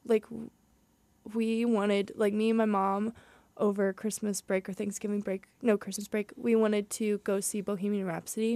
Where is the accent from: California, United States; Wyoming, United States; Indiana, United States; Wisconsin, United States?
Indiana, United States; Southern; moved away as an adult; I'm from Southern Indiana, so it's a lot hillier, um, than around here at H U